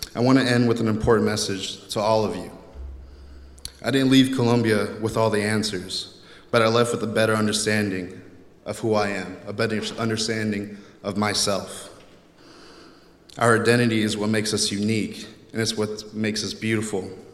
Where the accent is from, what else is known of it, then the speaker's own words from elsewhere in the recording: Texas, United States; growing up in Texas